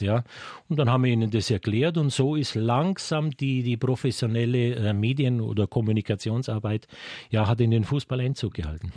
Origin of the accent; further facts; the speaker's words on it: Munich, Bavaria, Germany; Ich bin gebürtiger Münchner, ich kenne diese Stadt.